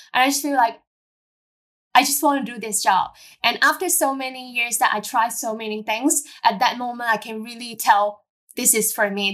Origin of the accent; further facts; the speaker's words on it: Hong Kong; I born and raised in Hong Kong as a normal local girls.